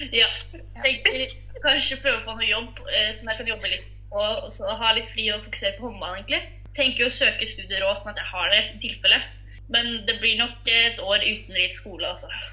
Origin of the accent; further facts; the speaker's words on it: Larvik, Vestfold, Norway; Jeg kommer fra Larvik